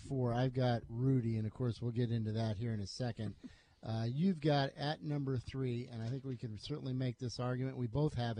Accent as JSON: {"language": "English", "region": "Iowa", "country": "United States", "tie": "born or raised there", "moved": "yes", "said": "I grew up in Iowa."}